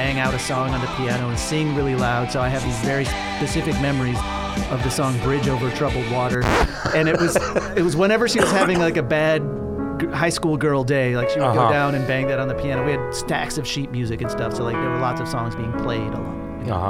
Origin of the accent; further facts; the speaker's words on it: Waukegan, Illinois, United States; I was born and raised in Waukegan, Illinois, which is an industrial city on Lake Michigan